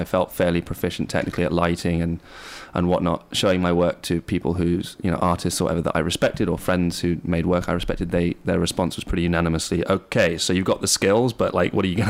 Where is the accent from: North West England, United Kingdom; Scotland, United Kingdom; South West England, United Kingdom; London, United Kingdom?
South West England, United Kingdom; Bristol; also born or lived in New York / Pacific Northwest; Yeah, I grew up in England for the most part. In Southwest England, in Bristol. I also lived in the States.